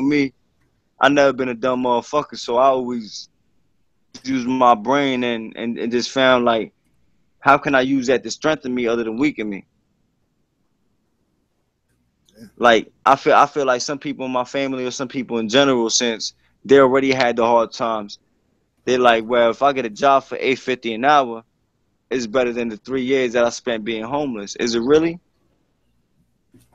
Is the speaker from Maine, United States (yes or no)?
no; Bayonne, New Jersey, United States; I was born in Jersey City. I moved to Bayonne in like sixth grade